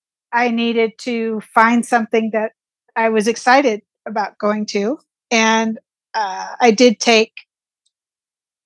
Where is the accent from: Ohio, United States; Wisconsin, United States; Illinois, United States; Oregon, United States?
Oregon, United States; rural; I grew up in Oregon, in rural Oregon, where forest was kind of the backyard